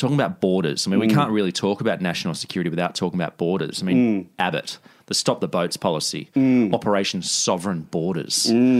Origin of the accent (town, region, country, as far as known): Australia